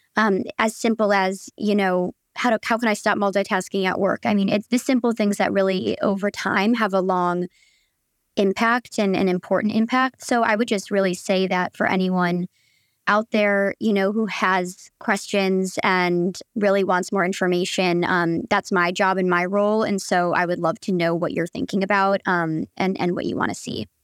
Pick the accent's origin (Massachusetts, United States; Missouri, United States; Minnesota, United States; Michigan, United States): Michigan, United States; moved away as an adult; also born or lived in Chicago; now in New York, United States; from Michigan, but went to school in Chicago